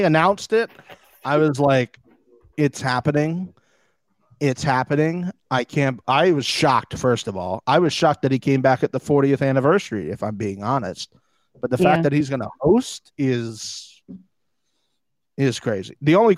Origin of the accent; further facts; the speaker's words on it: Tampa, Florida, United States; I'm from Tampa